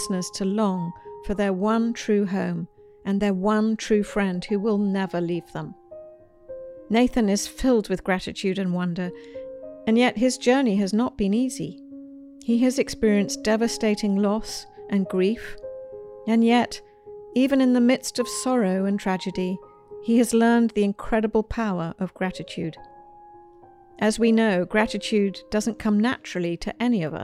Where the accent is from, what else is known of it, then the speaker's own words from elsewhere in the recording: United Kingdom; now in United States; As a Brit first coming to the United States